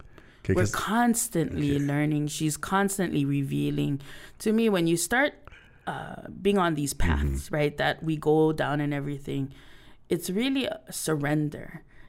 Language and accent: English; Hilo, Hawaii, United States; moved away; also born or lived in Oahu; I'm from Big Island.